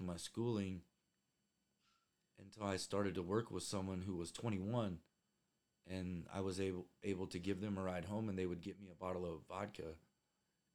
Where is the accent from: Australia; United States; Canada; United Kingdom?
United States; Indiana; I grew up in Indiana